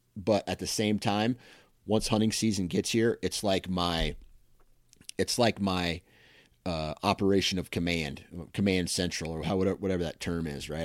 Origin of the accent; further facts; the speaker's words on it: Iowa, United States; I'm from Iowa